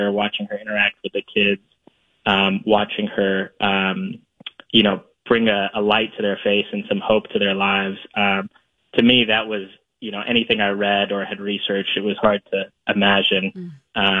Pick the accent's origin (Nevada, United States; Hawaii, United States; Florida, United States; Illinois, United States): Florida, United States; my hometown in Florida